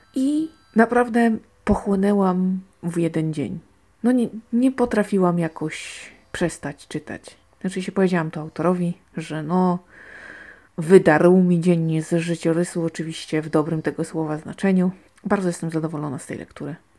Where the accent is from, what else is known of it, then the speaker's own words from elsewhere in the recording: Silesian Voivodeship, Poland; ja jestem stąd